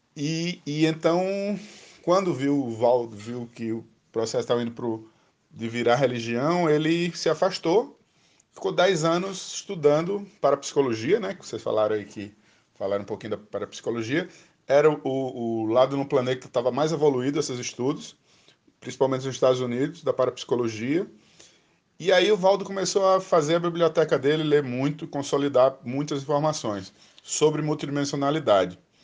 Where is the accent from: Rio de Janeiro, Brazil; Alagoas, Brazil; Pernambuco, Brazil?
Alagoas, Brazil; Maceió; now in Brasília, Brazil; Sou natural de Maceió